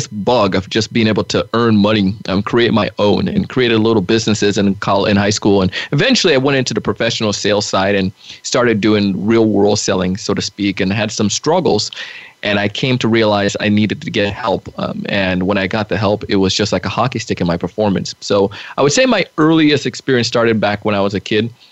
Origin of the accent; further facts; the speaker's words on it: Jamaica; moved away; I grew up in Jamaica, and one of the things I've always learned as a kid selling in Jamaica